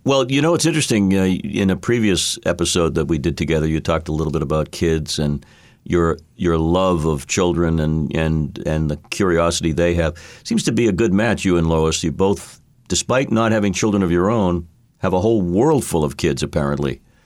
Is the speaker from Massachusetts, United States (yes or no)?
yes; Boston, Massachusetts, United States; I was, I was homegrown from Boston